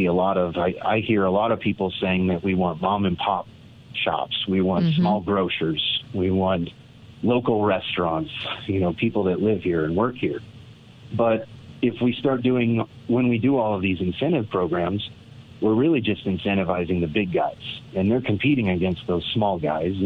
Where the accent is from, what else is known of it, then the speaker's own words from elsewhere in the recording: Niwot, Colorado, United States; I was raised in the Niwot area